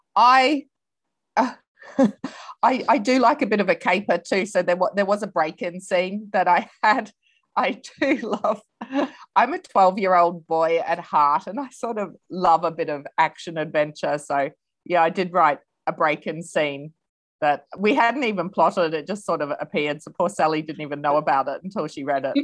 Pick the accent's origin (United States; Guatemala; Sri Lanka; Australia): Australia; also born or lived in England; now in New Zealand; I'm from Australia, but have lived in England for many years before moving to New Zealand